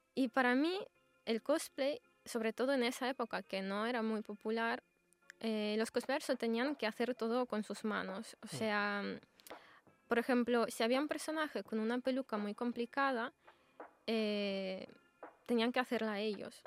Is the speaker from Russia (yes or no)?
yes; Russia; Spanish is a second language; now in Spain; soy de Rusia